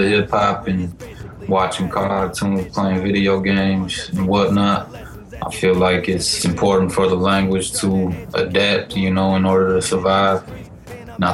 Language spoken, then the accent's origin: English; Minneapolis, Minnesota, United States; born and raised in South Minneapolis